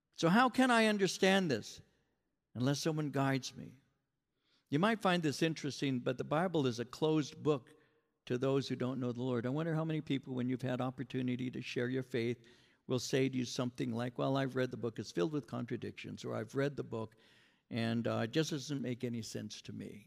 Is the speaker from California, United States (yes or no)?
yes; Norwalk, California, United States; also born or lived in San Bernardino County, California; I'm from, uh, L A County, I'm from Norwalk